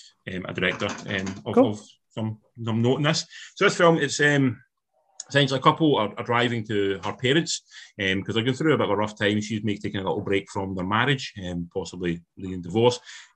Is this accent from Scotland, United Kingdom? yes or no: yes; Ayrshire, Scotland, United Kingdom; accent: Ayrshire; my accent, it's not soft by any stretch, but I can keep it sort of to a point that's quite calm and reserved until I get angry. I do the same. It becomes proper, like, fucking Ayrshire.